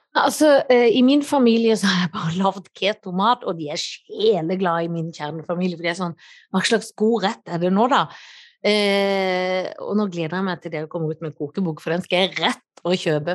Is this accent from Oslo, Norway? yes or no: no; Kristiansand, Agder, Norway; siden jeg er fra Kristiansand. Ja, det må man ha når man er fra bibelbeltet sjøl